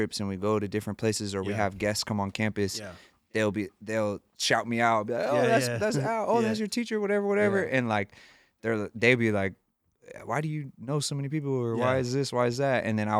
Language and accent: English; San Jose, California, United States; growing up in San Jose and being where we were at in the Silicon Valley is a world renowned place